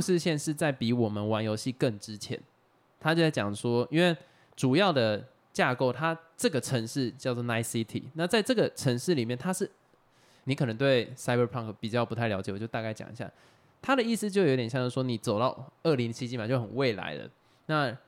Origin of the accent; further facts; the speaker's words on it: Xinwu, Taoyuan, Taiwan; 像我们小时候在新屋长大的，那个时候有很多在养猪哦，或者养鸡